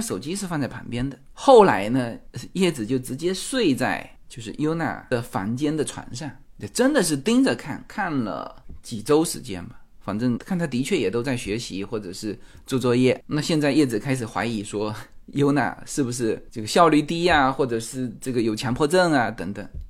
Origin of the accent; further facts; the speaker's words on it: Fuzhou, Fujian, China; moved away as an adult; now in Los Angeles, United States; 我们来自福州，说， 福州是我们的主场